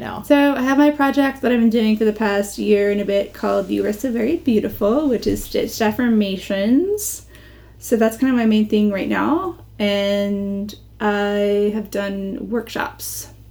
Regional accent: United States; moved away as an adult; also born or lived in London; being American

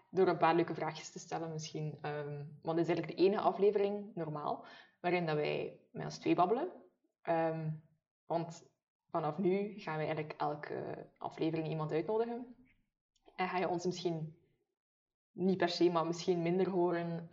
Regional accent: Maldegem, Flanders, Belgium; accent: a little West Flemish; ik ben eigenlijk van Maldegem. Ja. Uh, eh, zit nog in Oost-Vlaanderen, het Meetjesland

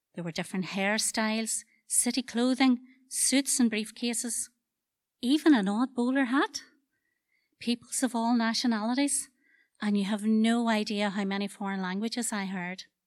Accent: Dungiven, Northern Ireland, United Kingdom; I'm a culture from Dungiven

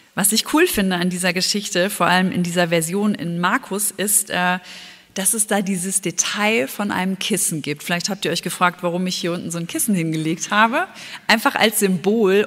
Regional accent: Germany; bei uns in Deutschland

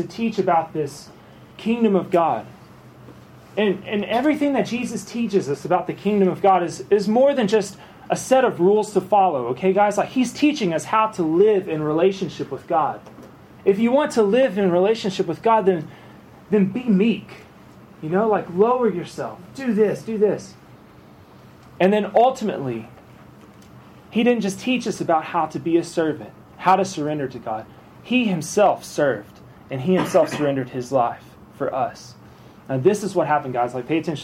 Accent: Arkansas, United States; moved away as an adult; now in Alabama, United States; I grew up in Arkansas, in like the Southern churches and all that, and now I live in Alabama

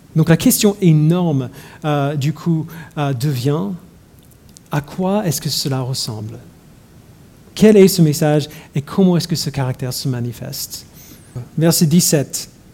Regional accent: United States; moved away; j'ai grandi aux États-Unis

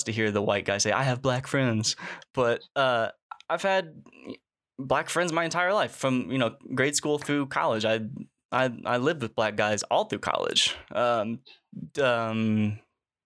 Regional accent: Springfield, Illinois, United States; also born or lived in Mexico; I'm from Springfield, Illinois, which is like right smack dab in the middle of Illinois

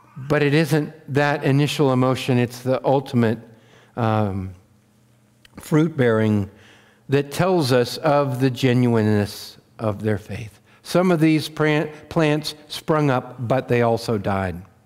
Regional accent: Wheatland County, Montana, United States; I grew up in Wheatland County, Montana

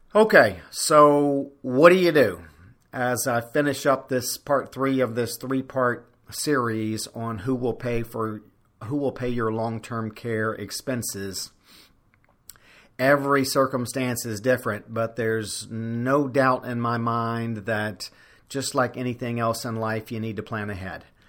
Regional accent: Louisiana, United States; I'm making this podcast from my home state of Louisiana

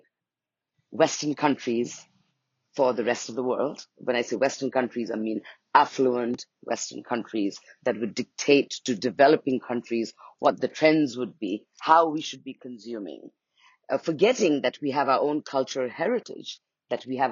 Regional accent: Nepal; also born or lived in India; now in Bali, Indonesia; I'm from Nepal, and I live in India for a long time.

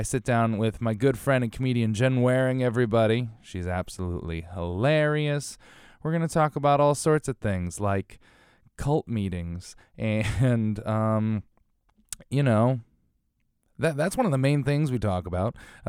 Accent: Connecticut, United States; I grew up in a snowy area too. I grew up in New England. I grew up in Connecticut, which is a witch's hair colder than New York.

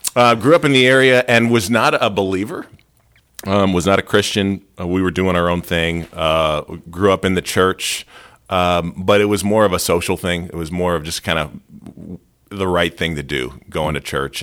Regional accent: Lehigh Valley, Pennsylvania, United States; I grew up in the Lehigh Valley.

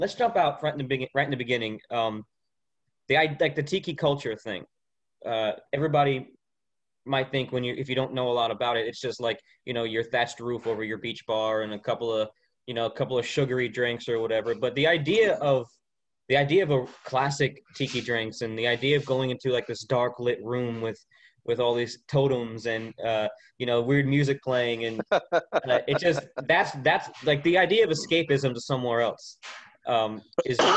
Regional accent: Florida, United States; moved away; I grew up in Florida about 30 minutes from the coast

